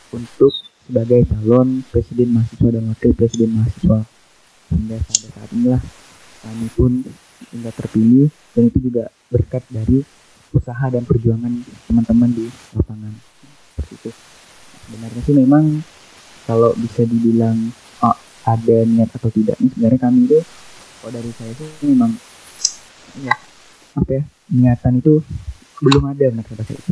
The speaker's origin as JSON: {"language": "Indonesian", "town": "Rasau Jaya", "region": "West Kalimantan", "country": "Indonesia", "said": "Kemudian asal daerah saya, tepatnya itu di Raso Jaya, Kuburaya."}